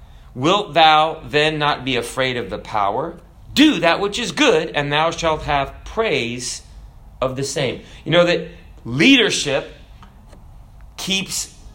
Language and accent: English; Kenya; born there; and I was born in Africa, so I could have been a citizen of Kenya.